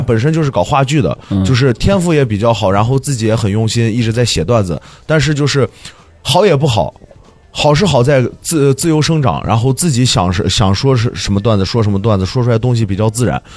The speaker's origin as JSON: {"language": "Chinese", "region": "northern Shaanxi", "country": "China", "lives_now": "Xi'an, China", "said": "我是陕北红色革命根据地来的"}